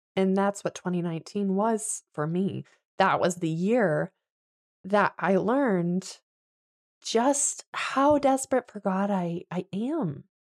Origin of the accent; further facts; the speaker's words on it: Michigan, United States; moved away as an adult; also born or lived in Virginia / Pennsylvania; we moved to Michigan when Adeline is one. and buy a house in my hometown